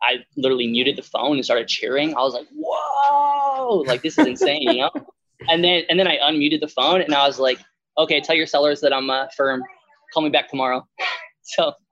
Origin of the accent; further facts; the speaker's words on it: Connecticut, United States; moved away as an adult; now in West Virginia, United States; I'm in West Virginia now, I'm from Connecticut